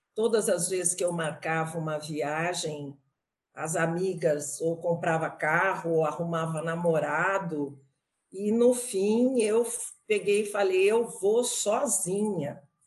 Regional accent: Brazil; moved away; also born or lived in Canada; como boa brasileira de tirar fotos

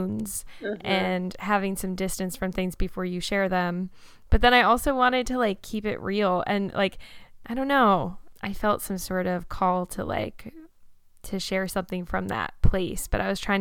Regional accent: Red Bank, New Jersey, United States; I've lived in New Jersey my whole life. I grew up in Red Bank

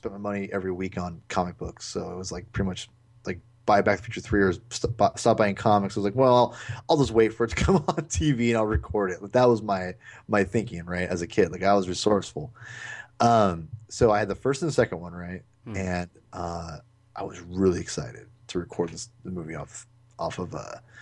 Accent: Lake Stevens, Washington, United States; growing up in Lake Stevens, Washington

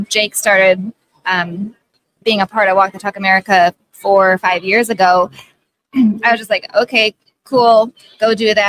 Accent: South Dakota, United States; moved away; I am originally from South Dakota, and so my family hunted.

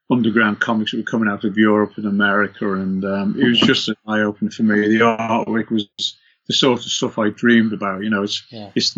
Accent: Liverpool, North West England, United Kingdom; moved away as an adult; also born or lived in London; I went to a college in just in Merseyside, just outside of Liverpool, and which is my hometown.

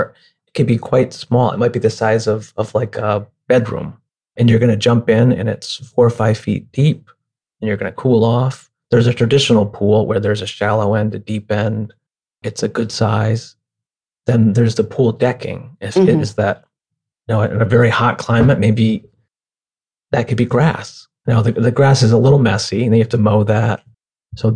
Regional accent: near Lake Ontario, upstate New York, United States; moved away; I grew up near Lake Ontario in upstate New York

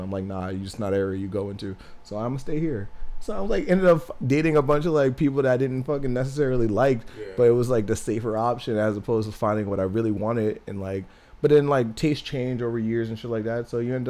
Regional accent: New Jersey, United States; It's a very diverse area, but, like, just my town in particular, we had a very heavy Hispanic population.

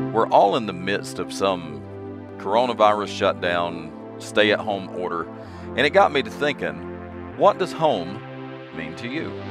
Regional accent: western Piedmont of North Carolina, United States; Well, I grew up in North Carolina, so North Carolina will always be home to me, specifically the western Piedmont of North Carolina

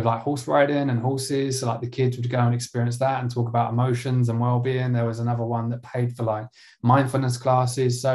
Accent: Essex, East of England, United Kingdom; ended up in my hometown of Essex

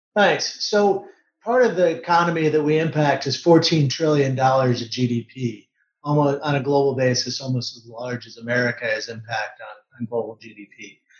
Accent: Detroit, Michigan, United States; grew up in Detroit working on cars

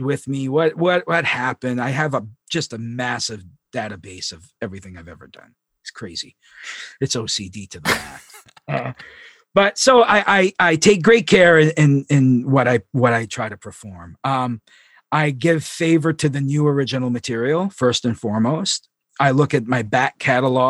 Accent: Long Lake, Maine, United States; also born or lived in Presque Isle, Maine; I was born in Presque Isle and I grew up on Long Lake.

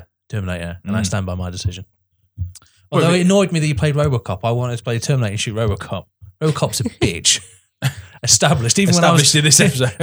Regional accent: England, United Kingdom; we as English people

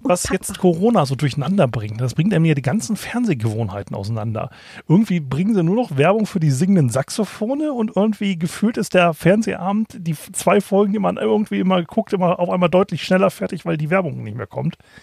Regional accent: Kiel, Schleswig-Holstein, Germany; als Kieler

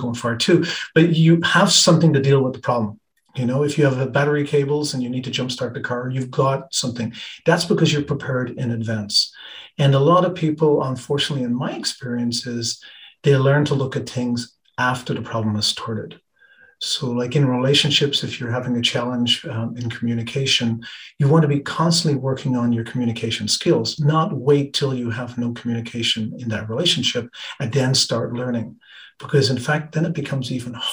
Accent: Ireland; also born or lived in British Columbia, Canada / south of France; now in France; I was born in Ireland. I lived in Ireland for quite a while. I moved to Canada.

